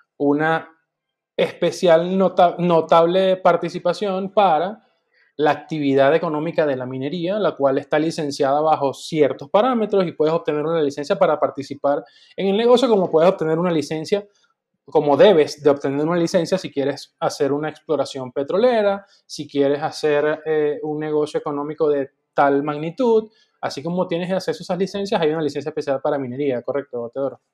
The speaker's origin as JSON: {"language": "Spanish", "country": "Venezuela", "moved": "yes", "said": "en el 2000 salí de Venezuela"}